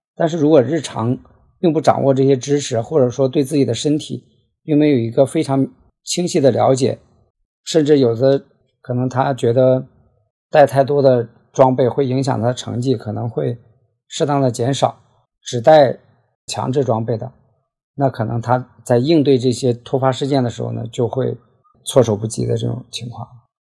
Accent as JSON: {"language": "Chinese", "region": "Heilongjiang", "country": "China", "tie": "born or raised there", "moved": "as an adult", "lives_now": "Guangzhou, China", "said": "我呢，是出生在黑龙江，大学毕业后就到广州工作了，主要从事内部审计的工作"}